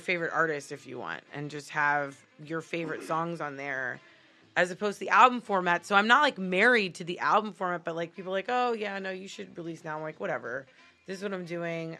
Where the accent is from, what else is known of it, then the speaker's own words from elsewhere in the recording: Miami, Florida, United States; now in Los Angeles, United States; I am originally from Miami, Florida